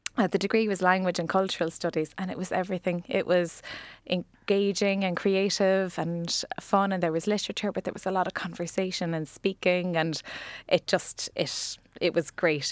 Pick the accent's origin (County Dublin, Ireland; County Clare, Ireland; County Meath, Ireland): County Clare, Ireland; Ennis; now in Cork, Ireland; I was born in Cork, but I actually grew up in Clare.